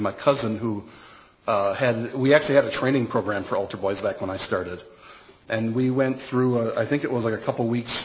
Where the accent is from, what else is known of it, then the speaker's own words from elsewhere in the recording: Pigeon, Michigan, United States; I was born in Pigeon, Michigan